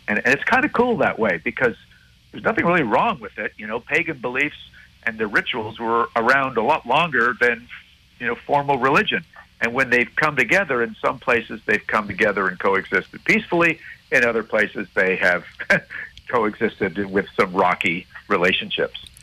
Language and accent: English; Montreal, Quebec, Canada; growing up in Montreal